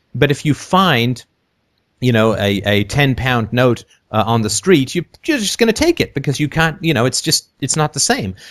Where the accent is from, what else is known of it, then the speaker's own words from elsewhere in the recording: London, United Kingdom; also born or lived in Athlone, Ireland / near Toronto, Canada; now in Toronto, Canada; I lived in, in London for my, my child, most of my childhood